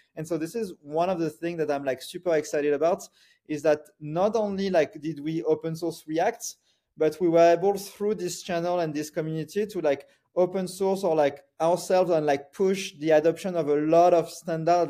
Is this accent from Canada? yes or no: no; France; moved away; I grew up in France